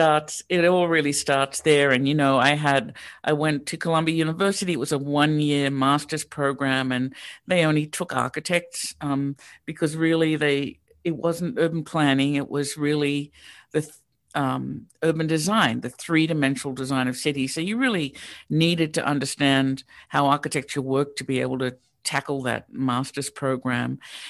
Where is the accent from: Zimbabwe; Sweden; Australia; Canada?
Australia; Sydney, New South Wales; now in Pittsburgh, United States; So I grew up in Sydney, Australia, which is really quite different than Pittsburgh.